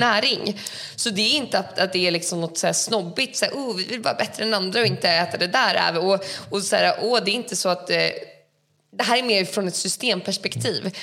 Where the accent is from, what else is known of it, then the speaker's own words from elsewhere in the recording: Sweden; jag är uppvuxen i Sverige